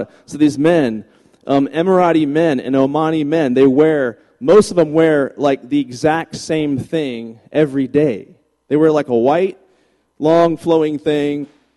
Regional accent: Virginia, United States; moved away as an adult; now in Texas, United States; I moved from Virginia, where I'm from, to Texas

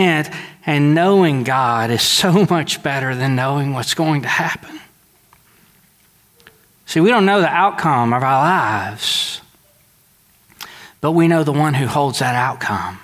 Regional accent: Deweyville, Texas, United States; I'm from Dewayville, Texas, and we are really, really simple.

